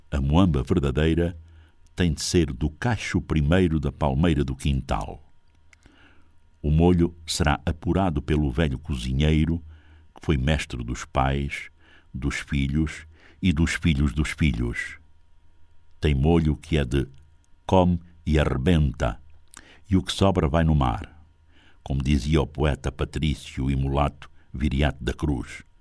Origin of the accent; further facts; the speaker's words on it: South, Angola; Tem pirão de fuba de mandioca, que eu sou do Sul, usa-se de milho, mas eu prefiro de mandioca à moda do Norte